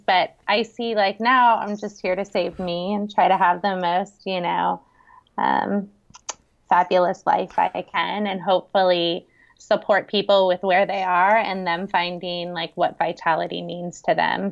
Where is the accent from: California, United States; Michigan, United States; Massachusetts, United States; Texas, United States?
California, United States; San Francisco Bay Area; now in Kauai, United States; right outside of San Francisco in the Bay Area